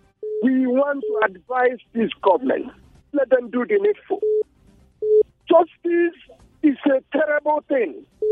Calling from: Refugio, Texas, United States; I'm calling from Refio.

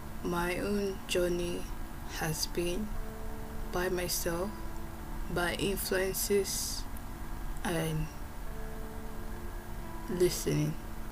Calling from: Moscow, Russia; Hello everyone … I am recording this from Moscow, Russia.

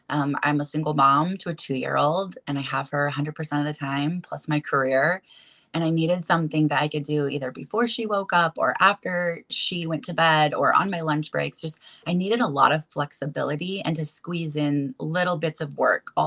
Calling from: Olympia, Washington, United States; Olympia, Washington.

